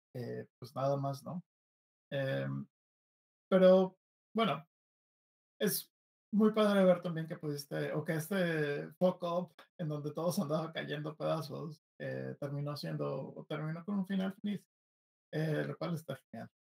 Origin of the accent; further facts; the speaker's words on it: Mexico; yo como mexicano